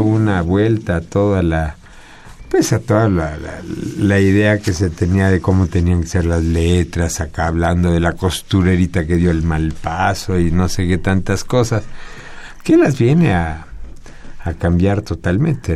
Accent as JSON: {"language": "Spanish", "country": "Mexico", "tie": "born or raised there", "said": "Yo nací aquí en México"}